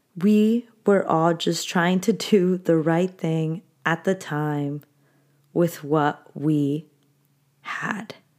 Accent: Anaheim, California, United States; I grew up in Anaheim

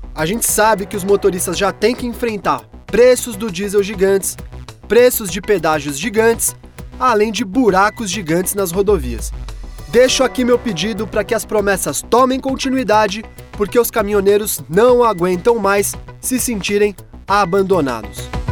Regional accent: Arapongas, Paraná, Brazil; tenho 53 anos, sou da cidade de Arapongas do Paraná

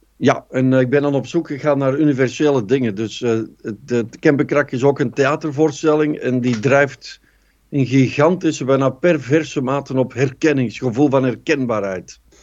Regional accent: Kempen, Flanders, Belgium

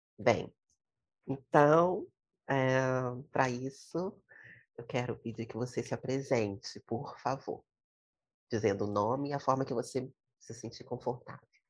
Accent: Fonte Grande hill, Espírito Santo, Brazil; à boca da mata da Fonte Grande, que é o morro onde eu nasci, onde eu morro

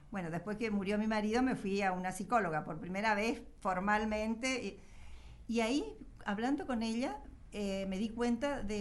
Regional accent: Mendoza, Argentina; Yo soy mendocina, mi hermana nació en San Luis, mi hermano nació en Córdoba y la última en Corrientes.

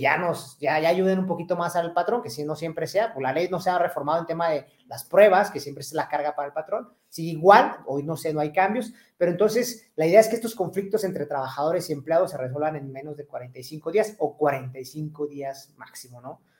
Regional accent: Mexico; nosotros, los mexicanos

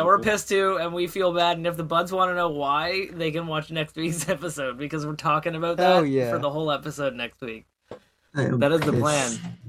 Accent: Canada; as a Canadian

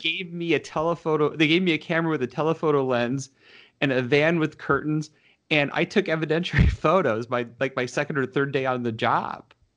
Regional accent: Detroit, Michigan, United States; now in Washington, D.C., United States; I grew up in Michigan. Um, in the northwest suburbs of Detroit

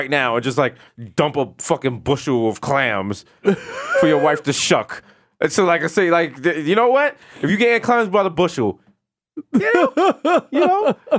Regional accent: New York City, New York, United States; I'm from New York

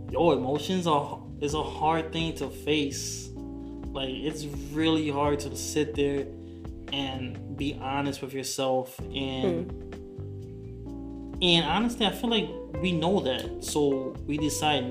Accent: Raleigh, North Carolina, United States; also born or lived in Queens, New York / California / Orlando / Miami; I was born in Queens, raised out here in Raleigh, North Carolina.

